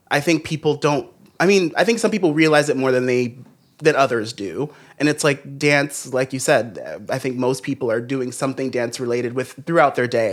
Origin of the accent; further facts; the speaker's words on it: Los Angeles, California, United States; I'm from Los Angeles